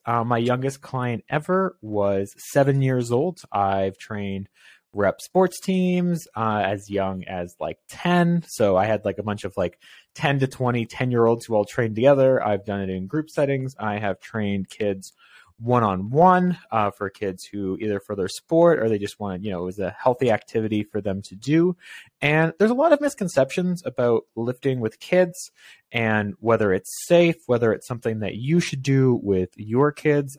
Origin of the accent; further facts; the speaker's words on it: Canada; I'm Canadian and it gets cold here.